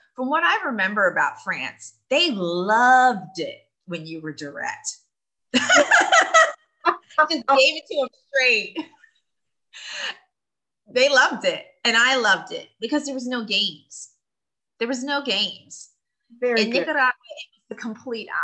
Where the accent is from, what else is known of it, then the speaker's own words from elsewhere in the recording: Philadelphia, Pennsylvania, United States; moved away as an adult; also born or lived in Indonesia; now in Taiwan; my hometown of Philadelphia